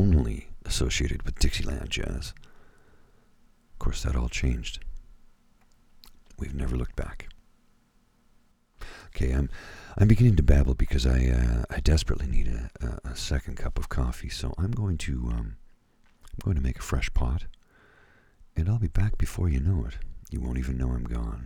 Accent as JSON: {"language": "English", "country": "Canada", "also_born_or_lived": "Ottawa", "said": "we are all part of the same great nation of Canada"}